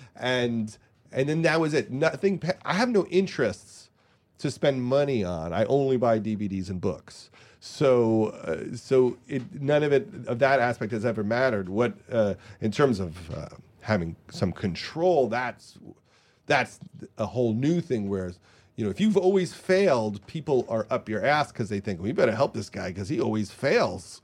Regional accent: Long Island, New York, United States; I was from Long Island

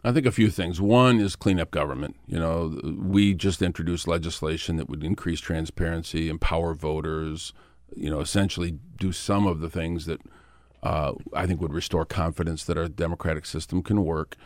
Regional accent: Flint, Michigan, United States; my hometown of Flint.

